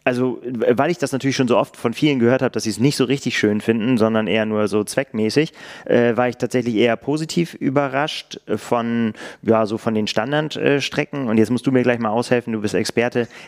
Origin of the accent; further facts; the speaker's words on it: Northern Germany, Germany; ich darf das sagen, als Norddeutscher sind das Berge